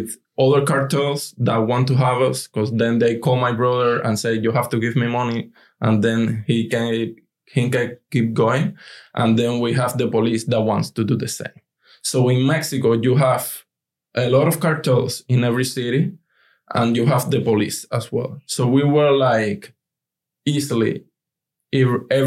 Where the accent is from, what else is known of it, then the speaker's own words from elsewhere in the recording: Cuba; English is a second language; moved away as an adult; now in United States; who is Cuban? And we say, yes, we are